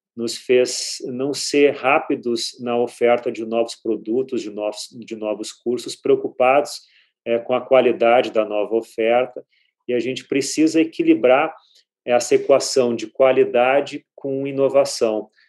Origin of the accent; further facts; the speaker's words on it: Porto Alegre, Rio Grande do Sul, Brazil; now in São Paulo, Brazil; Eu comecei a aprender inglês, como a maioria, na escola, mas claro, uma escola boa, é em Porto Alegre, eu sou gaúcho